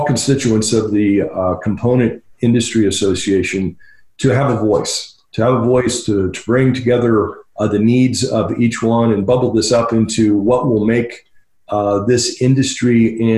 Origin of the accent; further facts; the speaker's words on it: Dayton, Ohio, United States; moved away as an adult; also born or lived in El Paso, Texas / California / Belgium; now in Phoenix, United States; Grew up in Dayton, Ohio until I was about 30 years old